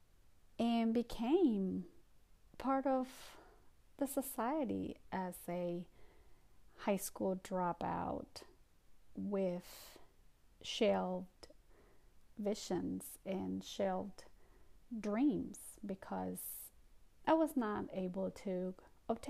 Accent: Guatemala; English is a second language; also born or lived in New York, United States; now in North Carolina, United States; my immigrant experience, my journey from Guatemala to the United States

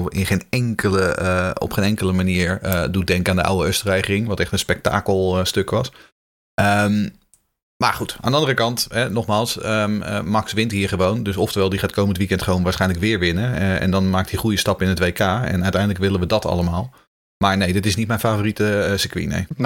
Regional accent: Haarlem, North Holland, Netherlands; moved away as an adult; now in Sweden; eh, ik ben eh, opgegroeid in Haarlem. maar inmiddels, woon ik in Zweden

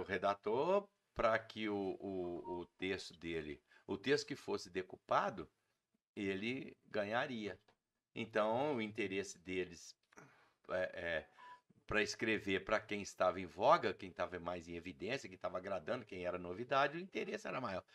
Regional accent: Muriaé, Minas Gerais, Brazil; now in Juiz de Fora, Brazil; eu não sou Juiz de Fora, nasci em Muriaé e vim para Juiz de Fora para ver exército e comecei a fazer os shows aqui.

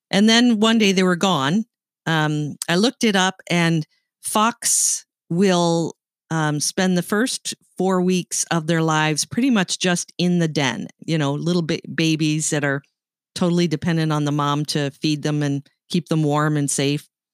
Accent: Canada; accent: Canadian; moved away as an adult; now in United States; I grew up in Canada. and, uh, I moved to the United States when Bill and I got married

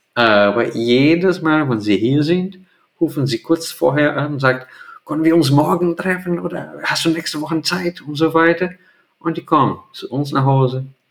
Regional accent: Brazil; German is a second language; moved away as an adult; now in Hamburg, Germany; in Brasilien nicht. Das gibt es in der Region, wo ich groß geworden bin

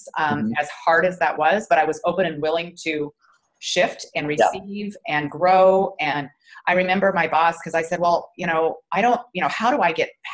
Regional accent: Wyoming, United States; also born or lived in Omaha, Nebraska; now in Flower Mound, United States; Originally Wyoming, but I moved here from Omaha, Nebraska.

